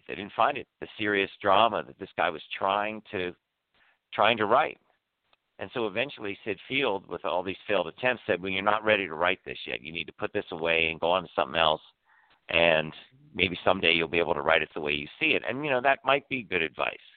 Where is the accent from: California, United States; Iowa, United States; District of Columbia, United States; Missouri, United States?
District of Columbia, United States; Washington; moved away; Washington D.C. is my hometown. I was born in Georgetown Hospital